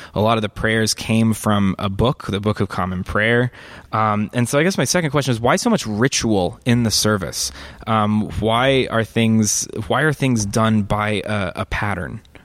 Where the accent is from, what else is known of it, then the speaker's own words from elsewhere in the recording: Northeast Texas, United States; now in Chicago, United States; I grew up in the Southern Baptist Church um, in, in, in a small town in Northeast Texas